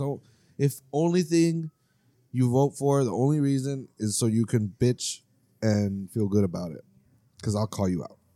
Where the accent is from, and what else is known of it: United States